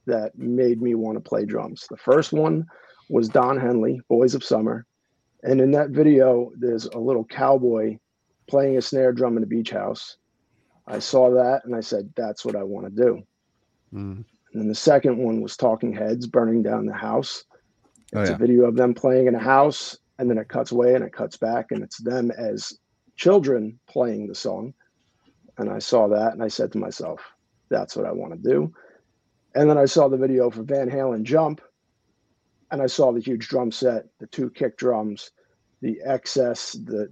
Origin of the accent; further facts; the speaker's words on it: Long Island, New York, United States; moved away; also born or lived in Boston; I was born on Long Island, New York, to young parents in a very musical family